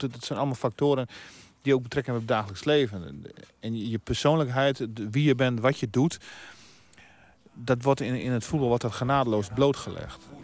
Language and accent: Dutch; Veenkoloniën, Netherlands; waar ik vandaan kom de Veenkleon